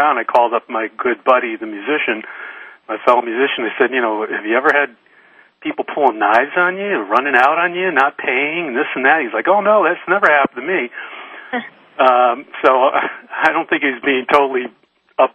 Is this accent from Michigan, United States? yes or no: yes; Detroit, Michigan, United States; moved away as an adult; now in San Francisco, United States; I grew up in Detroit